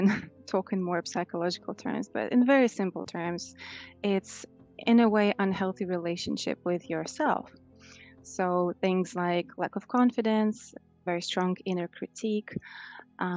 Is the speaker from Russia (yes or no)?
yes; Moscow, Russia; moved away as an adult; now in London, United Kingdom; I'm originally from Russia and I grew up in Moscow. So first 25 years of my life, I spent there